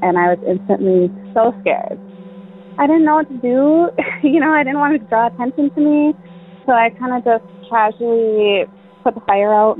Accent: Michigan, United States; I'm from Michigan

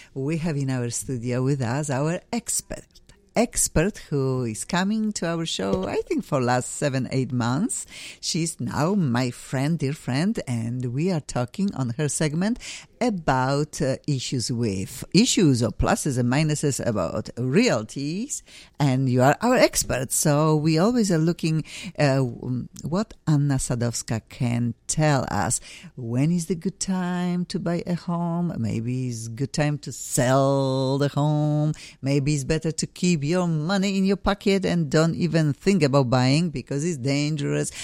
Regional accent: Poland; English is a second language; moved away as an adult; now in Los Angeles, United States; I am from Poland.

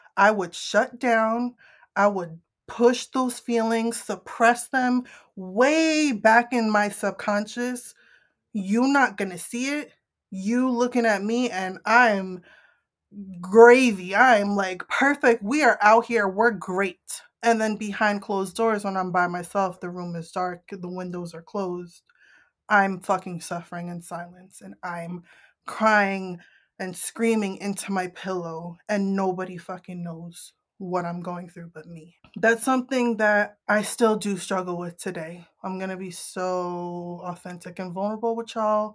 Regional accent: Northeast, United States; I'm from the Northeast.

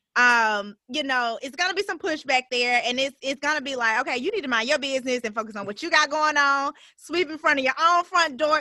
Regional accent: Birmingham, Alabama, United States; I'm from Birmingham. So this is home for for me

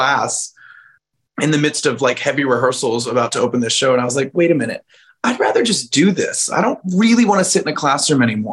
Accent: San Diego, California, United States; also born or lived in Indianapolis; I was only born there. I grew up in San Diego

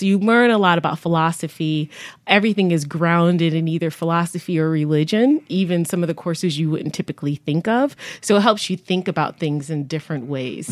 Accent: Buffalo, New York, United States; now in Connecticut, United States; I grew up in Buffalo, New York. I claim that as home

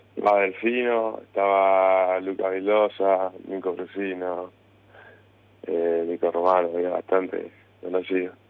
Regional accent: La Plata, Buenos Aires Province, Argentina; Yo nací en La Plata

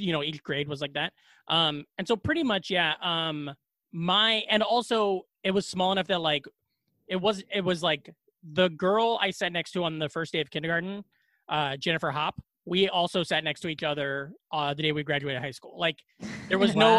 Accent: Glenwood, Iowa, United States; also born or lived in Ames, Iowa / Des Moines, Iowa; I am from Iowa. I'm from Glenwood, Iowa

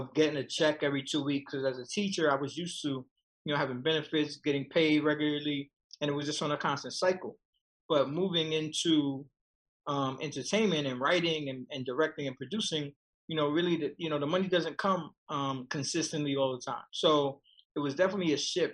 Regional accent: New York City, New York, United States; I grew up in Marcy Projects

